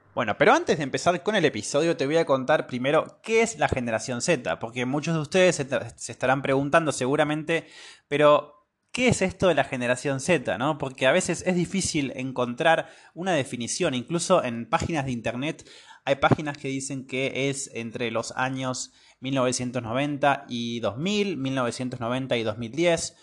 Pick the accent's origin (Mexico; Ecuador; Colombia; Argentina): Argentina; northern Patagonia; now in Córdoba, Argentina; yo soy del norte de la Patagonia y estudié y vivo actualmente en la ciudad de Córdoba